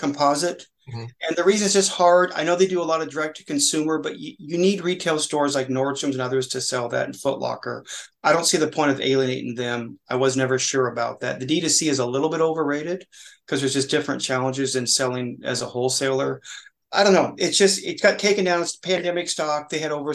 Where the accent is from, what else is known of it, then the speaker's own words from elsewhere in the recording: Oregon, United States; I'm from Oregon, so that's from my hometown.